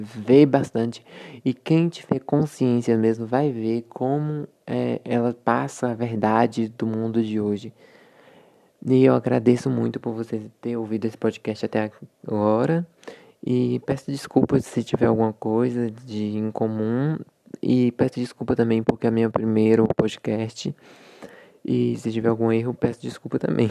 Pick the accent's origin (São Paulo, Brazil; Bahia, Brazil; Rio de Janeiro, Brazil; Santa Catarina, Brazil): Bahia, Brazil; Mortugaba; sou da cidade de Mortugaba, na Bahia